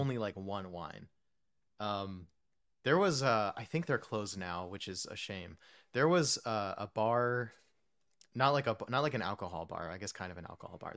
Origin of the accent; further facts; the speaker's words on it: Texas, United States; also born or lived in New Jersey / New York; my home state of Texas. Um, I lived there from when I was nine until end of college, so, like, most, most, most of my youth, I guess, in Texas